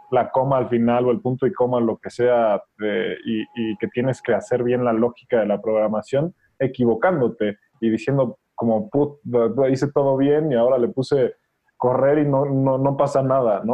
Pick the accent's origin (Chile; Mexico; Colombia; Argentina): Mexico; estamos haciendo como mexicanos